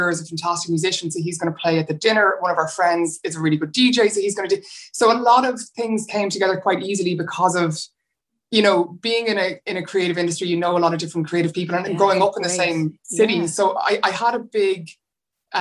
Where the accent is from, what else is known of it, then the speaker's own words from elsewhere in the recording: Dublin, Leinster, Ireland; I'm born and raised in Dublin